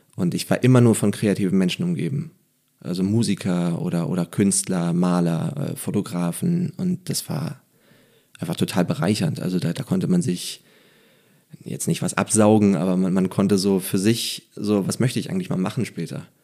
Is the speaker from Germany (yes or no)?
yes; Neubrandenburg, Mecklenburg-Vorpommern, Germany; moved away; als Mecklenburger